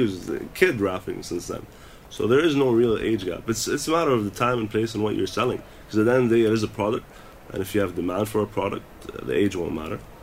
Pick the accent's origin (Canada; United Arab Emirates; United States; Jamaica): United Arab Emirates; Dubai; also born or lived in United Kingdom; I'm a kid from Dubai doing music in Dubai